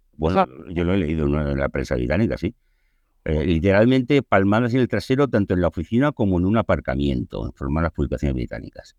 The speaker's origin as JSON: {"language": "Spanish", "country": "Spain", "said": "como los españoles habíamos"}